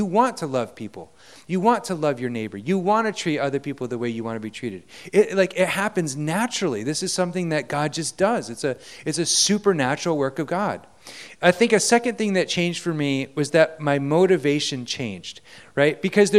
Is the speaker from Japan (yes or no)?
yes; Japan; I went to a Christian school. I grew up in Japan.